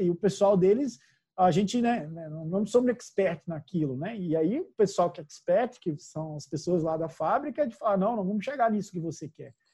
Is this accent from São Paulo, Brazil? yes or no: no; Minas Gerais, Brazil; eu, e a Ademar somos mineiros